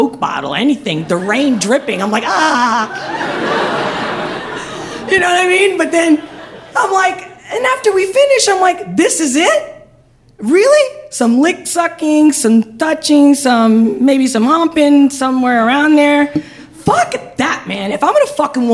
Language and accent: English; Spain; moved away; I'm from Spain